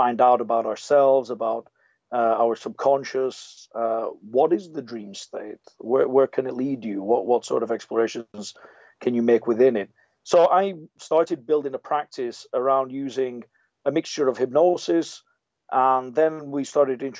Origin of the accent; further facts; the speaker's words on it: England, United Kingdom; I was born in England to Italian parents, and so I sound a little bit muddled